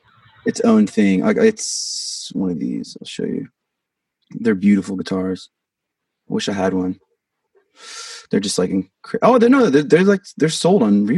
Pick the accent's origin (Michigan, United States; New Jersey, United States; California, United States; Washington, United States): Washington, United States; Vancouver; I think it's because I'm from Washington. I'm from Vancouver, Washington, which is like a suburb of Portland, basically. It's right on the border.